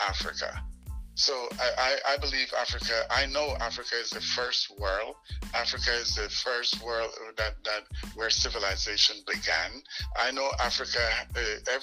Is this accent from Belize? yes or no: yes; Dangriga, Stann Creek District, Belize; now in Virginia, United States; I was born in Belize